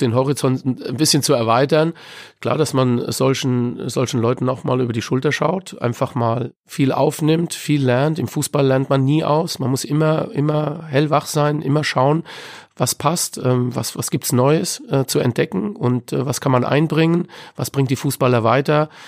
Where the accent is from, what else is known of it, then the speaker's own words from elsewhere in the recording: Frankfurt, Hesse, Germany; Ich bin in Frankfurt-Sossenheim aufgewachsen